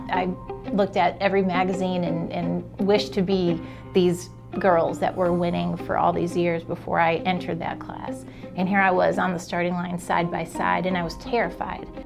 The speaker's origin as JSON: {"language": "English", "town": "Chicago", "region": "Illinois", "country": "United States", "tie": "born or raised there", "moved": "yes", "lives_now": "Alabama, United States", "said": "Born and raised in Chicago, and my parents divorced when I was five"}